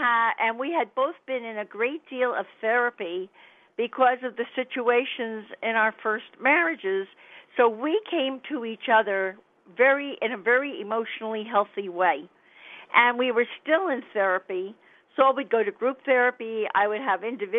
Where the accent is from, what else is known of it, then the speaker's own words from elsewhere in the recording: Miami, Florida, United States; accent: New York, New Jersey; moved away; also born or lived in New York, New Jersey area; I came from Florida, from Miami.